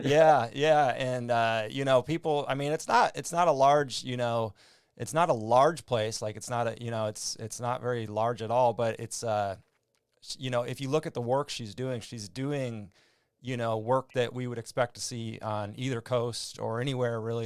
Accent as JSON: {"language": "English", "area": "Red River Valley", "region": "Minnesota side", "country": "United States", "tie": "born or raised there", "also_born_or_lived": "North Dakota / California", "moved": "yes", "said": "I was born in, in the Red River Valley on the Minnesota side, so it was just a river separating the, the towns"}